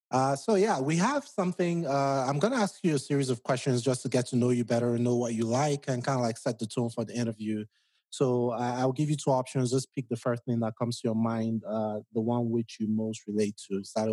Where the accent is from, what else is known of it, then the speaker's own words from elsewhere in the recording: Edo, Nigeria; moved away as an adult; now in United States; So I'm from Nigeria, but I'm from Southern Nigeria, from Edo State.